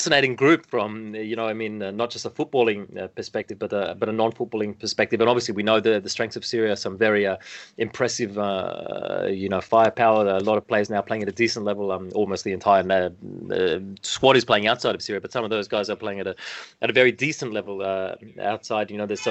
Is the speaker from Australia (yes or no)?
yes; Australia; now in Japan; as an Australian, you know, living here in Japan